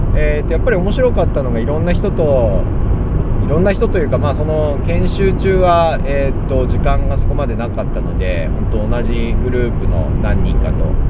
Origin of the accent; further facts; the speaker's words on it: Ina, Nagano, Japan; 私は長野県出身で、伊那市というですね、すごいちっちゃい地域、サッカーも弱い地域にいたんですけれども